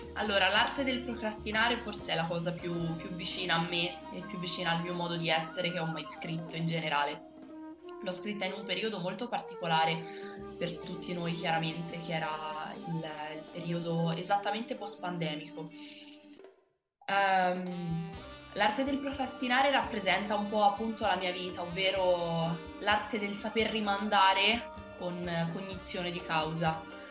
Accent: Piombino, Tuscany, Italy; moved away as an adult; now in Rome, Italy; io sono precisamente di Piombino, provincia di Livorno

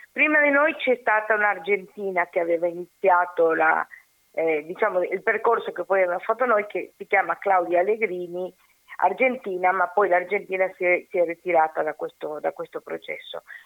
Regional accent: Uruguay

